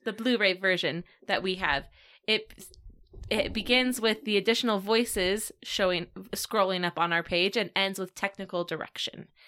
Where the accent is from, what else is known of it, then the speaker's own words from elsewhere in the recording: Virginia, United States; I grew up in Virginia